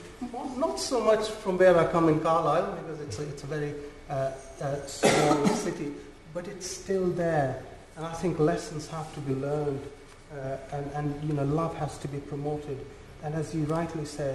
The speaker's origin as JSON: {"language": "English", "country": "Pakistan", "also_born_or_lived": "Afghanistan", "said": "I'm from Pakistan and obviously living in a Muslim community"}